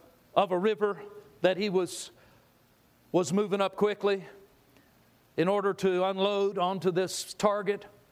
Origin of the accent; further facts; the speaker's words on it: Southern California, United States; I grew up in Southern California. I was a beach guy